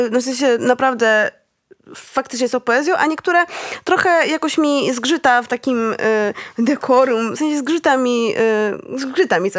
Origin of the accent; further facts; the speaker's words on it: near Lublin, Lublin Voivodeship, Poland; jestem z, z okolic Lublina